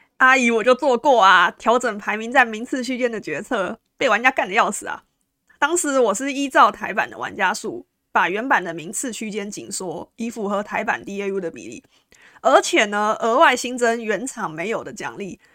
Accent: Taiwan; 我们台湾人就是 M

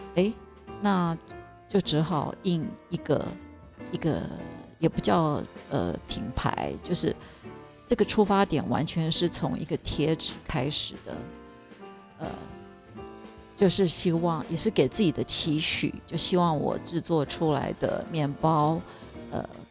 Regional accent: Taiwan; moved away as an adult; also born or lived in New York, United States; 我是台湾人

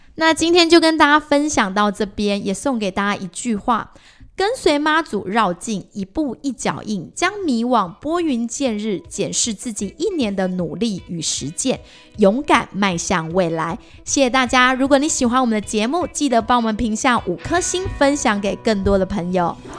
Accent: Taiwan; 因为我们原本就生在这个地方，而且我们本来就是属于比较偏传统信仰这种佛教

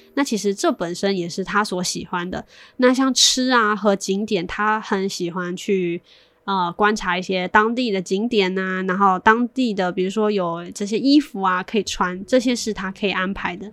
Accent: China; 像我从小算是在大陆长大的嘛

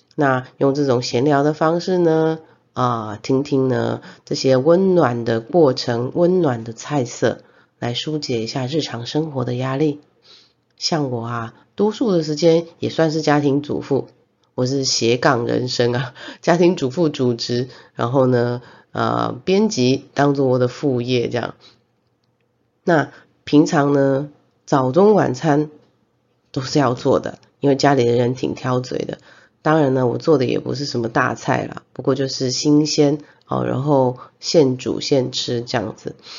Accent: Zhongliao, Nantou County, Taiwan; 我们的故乡是在南投的中寮

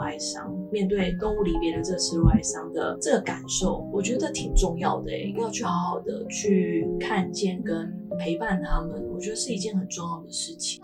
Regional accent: Kaohsiung, Taiwan; moved away; 我老家在高雄

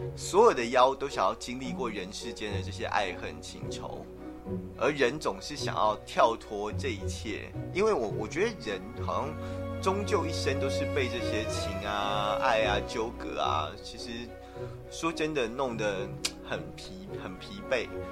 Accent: Taiwan; 我们台湾人习惯用Line

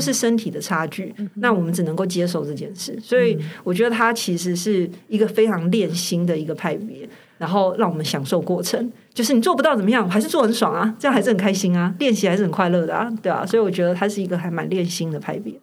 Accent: Taiwan; 我们台湾人比较小

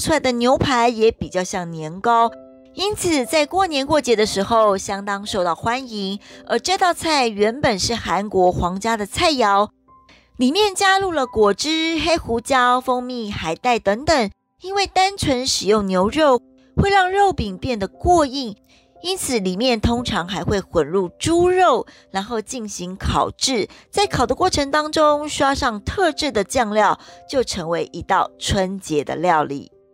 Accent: Taiwan; 像我们台湾人，好像现在，嗯，应该是年夜饭有时候都会到外面去吃了

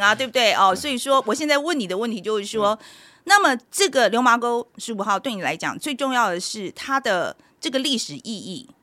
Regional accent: Taiwan; moved away; also born or lived in United States; 我是四年前从美国搬回台湾

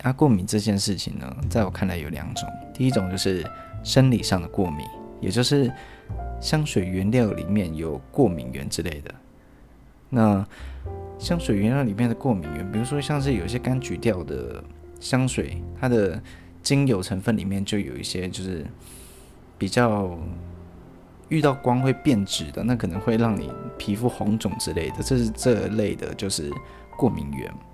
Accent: Taiwan; 我们是台湾人

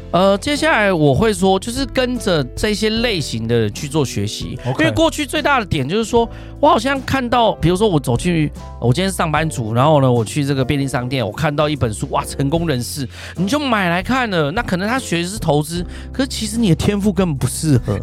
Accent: Ren'ai Township, Nantou County, Taiwan; moved away; 我是来自南投人爱香，澳安大的原住民的孩子

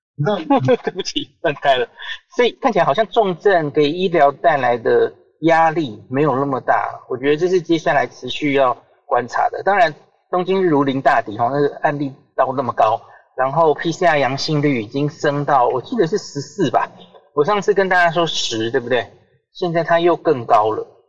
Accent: Taiwan; 我们台湾人戴得住口罩

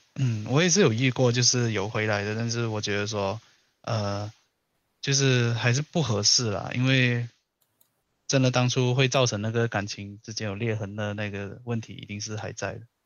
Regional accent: Malaysia; moved away; 我那时候我马来西亚人，然后我读的学校是高中和初中，就是国中一体制的

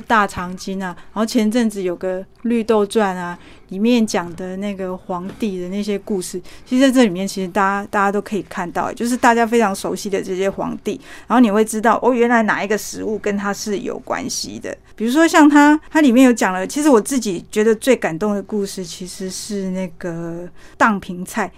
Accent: Taiwan; 我们台湾人

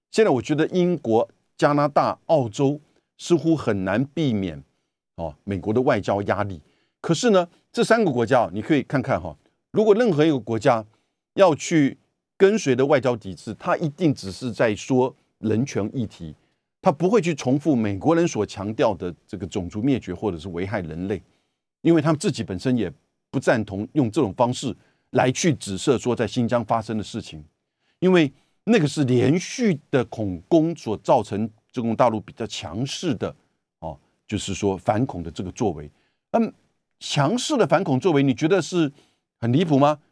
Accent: Taiwan; 我们台湾这边

